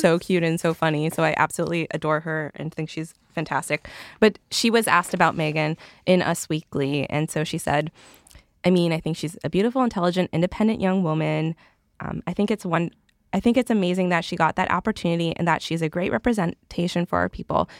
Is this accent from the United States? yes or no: no; Canada; I'm from Canada